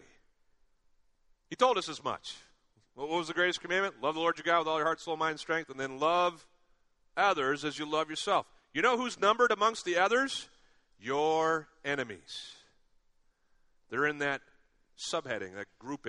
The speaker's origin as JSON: {"language": "English", "country": "United States", "said": "growing up in America"}